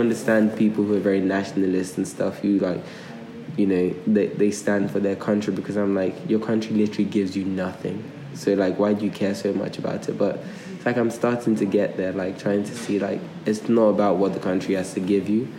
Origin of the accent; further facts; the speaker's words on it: Nigeria; moved away; I grew up in two different places. I grew up in Nigeria and I grew up here.